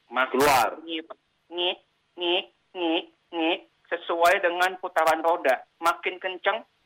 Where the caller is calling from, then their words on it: Kelapa Gading, Jakarta, Indonesia; dari Kelapa Gading.